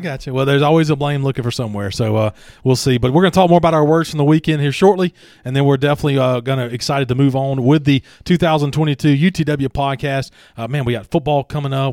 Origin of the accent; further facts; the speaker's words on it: Franklinton, Louisiana, United States; I grew up in Franklinton, Louisiana